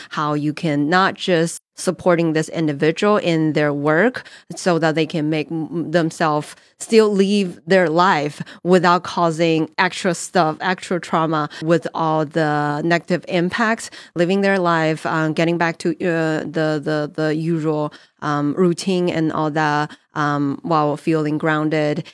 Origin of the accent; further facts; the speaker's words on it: China; English is a second language; moved away as an adult; also born or lived in New Jersey / Colorado / Texas; born and raised in China